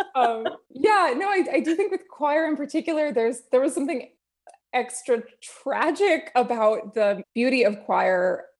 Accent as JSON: {"language": "English", "region": "New Jersey", "country": "United States", "also_born_or_lived": "Los Angeles, California", "moved": "yes", "lives_now": "Azusa, United States", "said": "I'm originally from New Jersey, but I've lived in L A now for, uh, going on twelve years"}